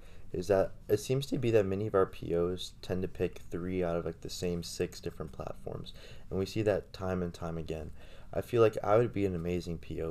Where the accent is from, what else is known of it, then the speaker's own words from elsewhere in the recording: Louisville, Kentucky, United States; I'm from Louisville